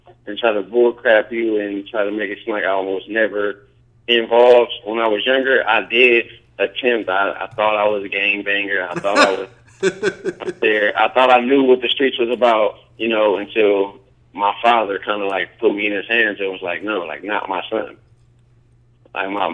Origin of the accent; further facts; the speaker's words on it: Los Angeles, California, United States; also born or lived in San Diego / Lawndale; I moved to Los Angeles, grew up in Compton and San Pedro